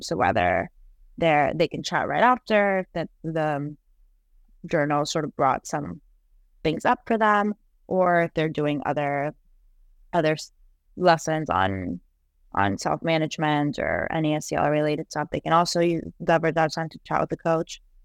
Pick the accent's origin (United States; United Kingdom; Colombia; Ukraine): Colombia; moved away; I'm from Colombia